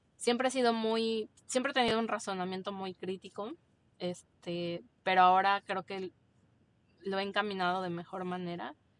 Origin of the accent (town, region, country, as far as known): Mexico